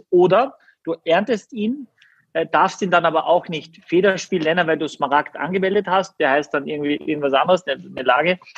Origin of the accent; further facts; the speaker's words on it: Austria; weil ich als Österreicher bin